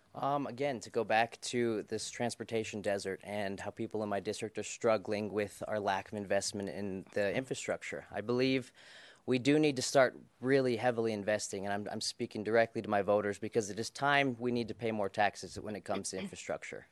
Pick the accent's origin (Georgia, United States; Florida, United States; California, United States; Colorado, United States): Colorado, United States; I was born in Colorado in nineteen ninety-one.